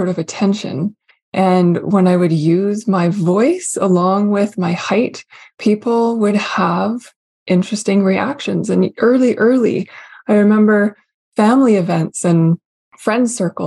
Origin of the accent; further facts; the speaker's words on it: Canada; also born or lived in Vancouver; I am Canadian through and through, with a lot of old country heritage. I still am in Canada